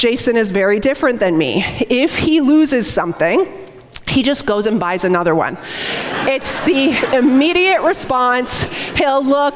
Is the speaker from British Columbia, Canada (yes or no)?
no; St. Catharines, Ontario, Canada; We grew up together in St. Catharines